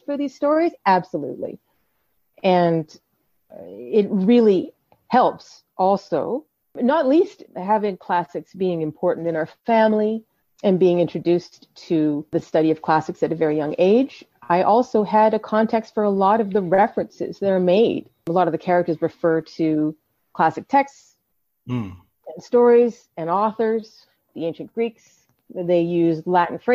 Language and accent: English; Canada; I was born in Canada in a completely different culture